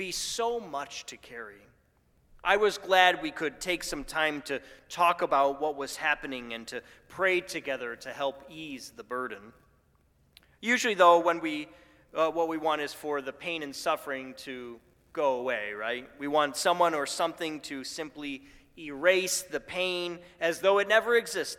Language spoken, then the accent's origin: English; Buffalo, New York, United States; My hometown of Buffalo